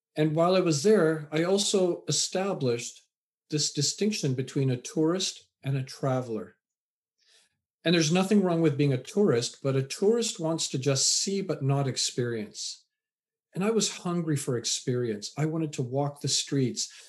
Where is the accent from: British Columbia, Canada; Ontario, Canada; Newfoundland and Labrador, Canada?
British Columbia, Canada; Vancouver; also born or lived in England; raised in Canada.